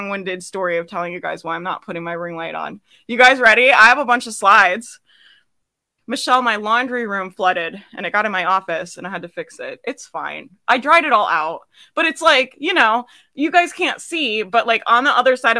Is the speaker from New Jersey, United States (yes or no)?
no; Jacksonville, Florida, United States; I grew up in Jacksonville. It's, yeah, that's the Florida life, man